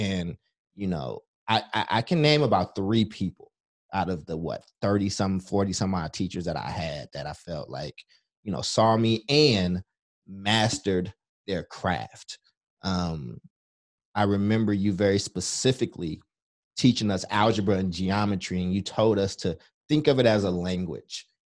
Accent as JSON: {"language": "English", "town": "Chicago", "region": "Illinois", "country": "United States", "tie": "born there", "also_born_or_lived": "Kentucky", "said": "I was born in Chicago, lived in Kentucky"}